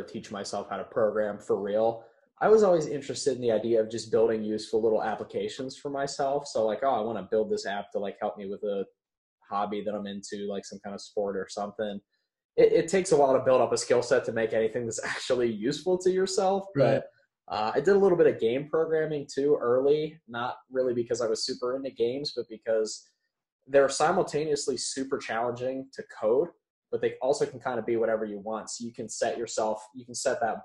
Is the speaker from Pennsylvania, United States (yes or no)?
yes; Latrobe, Pennsylvania, United States; now in Pittsburgh, United States; I grew up in the very exciting city of Latrobe, Pennsylvania